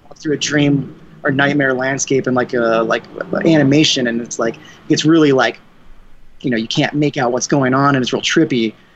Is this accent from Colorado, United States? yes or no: yes; Denver, Colorado, United States; we're from Denver, Colorado